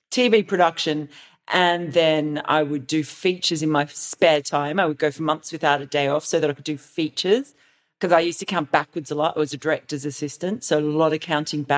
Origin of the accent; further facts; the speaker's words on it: New South Wales, Australia; I'm from New South Wales